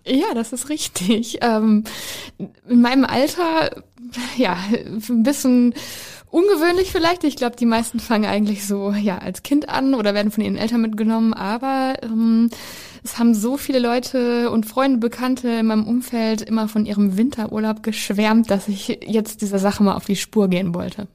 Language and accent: German; Ostwestfalen-Lippe, North Rhine-Westphalia, Germany; ich komme ja aus Ostwestfalen-Lippe